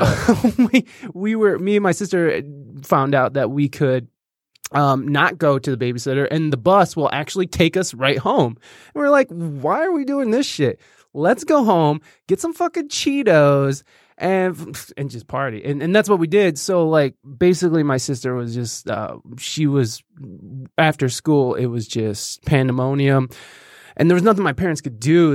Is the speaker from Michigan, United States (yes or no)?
yes; Jasper, Michigan, United States; also born or lived in Oregon, Ohio; now in Toledo, United States; I was born in Oregon, mm-hmm. and then I actually grew up in Michigan, but it was in this uh, real uh, fancy place called Jasper, Michigan.